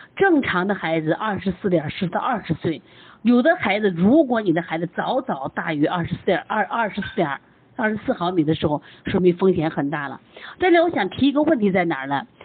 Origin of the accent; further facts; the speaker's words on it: China; 我们中国人